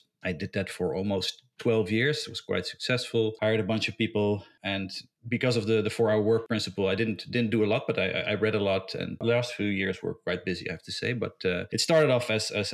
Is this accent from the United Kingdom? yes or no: no; Netherlands; moved away as an adult; also born or lived in Belgium / Spain / United States; now in Dubai, United Arab Emirates; I'm originally from Holland